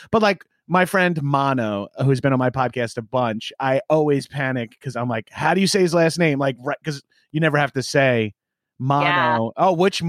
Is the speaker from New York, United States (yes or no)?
yes; Long Island, New York, United States; now in Los Angeles, United States; Yeah, I'm from Long Island originally.